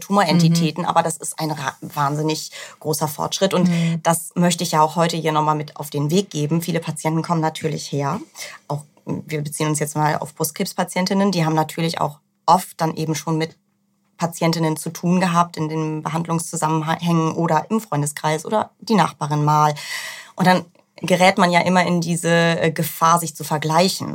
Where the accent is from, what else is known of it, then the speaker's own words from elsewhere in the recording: Northern Germany, Germany; now in Hamburg, Germany; Ich komme gar nicht so weit von hier. Ich bin eine norddeutsche Seele